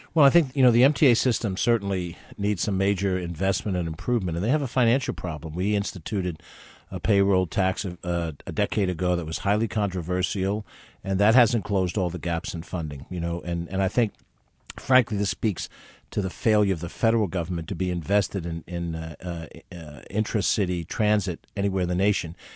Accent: Westchester County, New York, United States; I was from Westchester

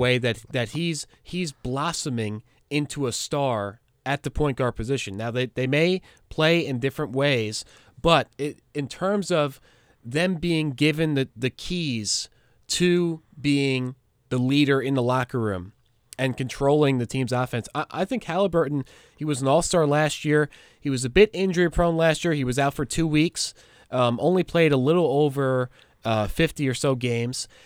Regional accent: New York, United States; I am a New Yorker.

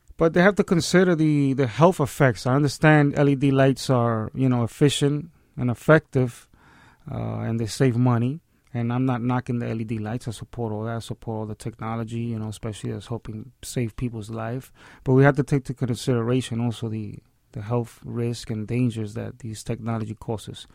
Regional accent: New York City, New York, United States; born and raised in the South Bronx. I'm a Hunts Point baby

